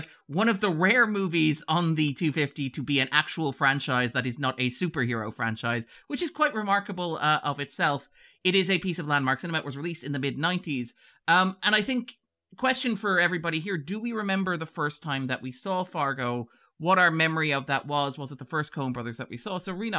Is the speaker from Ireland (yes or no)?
yes; Ireland; I've had people tell me that I don't sound like an Irishman. I'm not convincing as an Irishman.